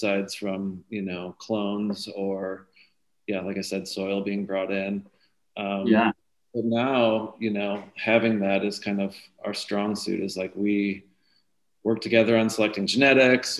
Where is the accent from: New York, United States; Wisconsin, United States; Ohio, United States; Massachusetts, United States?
Wisconsin, United States; now in California, United States; I'm from Wisconsin too. So I look forward to when, you know, my home state has access to this medicine